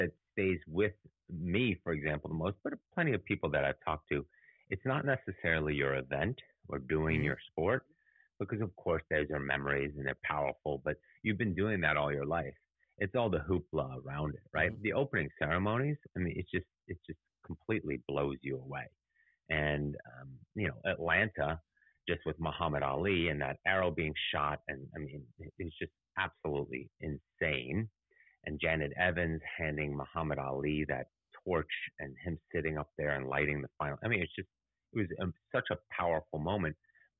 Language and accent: English; Munich, Bavaria, Germany; moved away; But I also grew up in Munich, where the Olympics had their first terrorist attack.